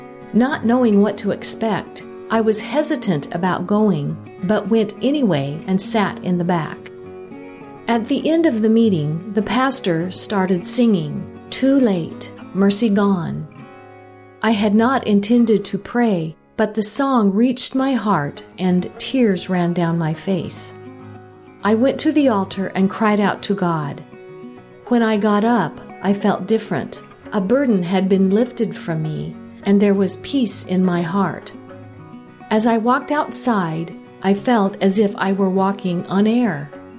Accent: Saint Elizabeth, Jamaica; also born or lived in Kingston; I was born in St. Elizabeth, Jamaica, the youngest of 8 children.

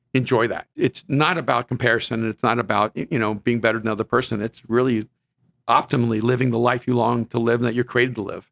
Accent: El Salvador; now in Los Angeles, United States; I'm from El Salvador, and I wanna help people who came from my background

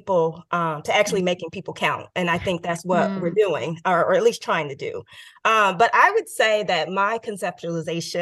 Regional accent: Oakland, California, United States; also born or lived in New Haven, Connecticut; my friends that I grew up with in Oakland

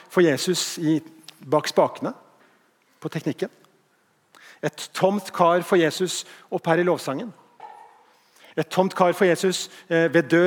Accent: Bergen, Vestland, Norway; Jeg var ikke ment sånn, jeg er bergenser sjøl.

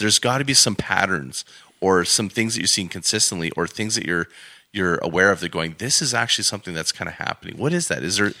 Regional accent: Alberta, Canada; being an Albertan myself and growing up in Alberta, I'm always proud to be here

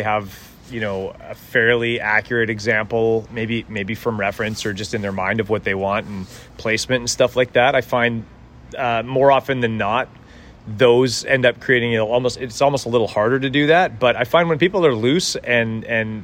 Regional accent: Edmonton, Alberta, Canada; moved away as an adult; now in Vancouver, Canada; I was born in Edmonton and raised there

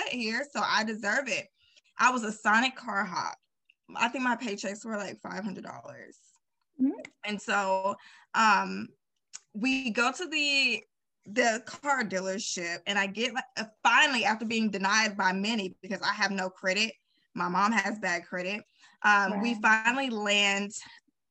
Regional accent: Arkansas, United States; we're from Arkansas, like, we're not used to that. We didn't have an outlet mall at that time

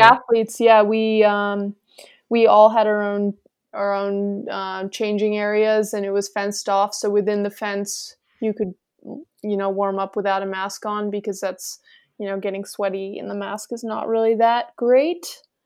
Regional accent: Lake Placid, New York, United States; growing up in Lake Placid

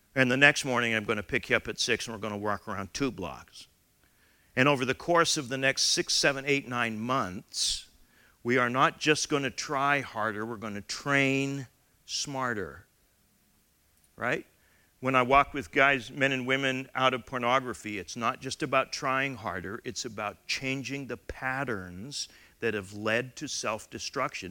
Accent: Canada; as a Canadian member of the Commonwealth

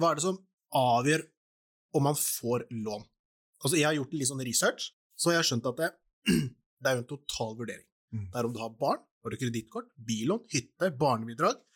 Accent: Porsgrunn, Telemark, Norway; Jeg hadde et rom på Stridsklev der jeg er fra, da, i Porsgrunn.

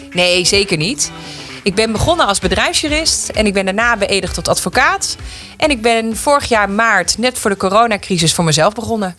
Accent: Meppel, Drenthe, Netherlands; also born or lived in Groningen; ik ben 31 jaar en ik kom uit Meppel.

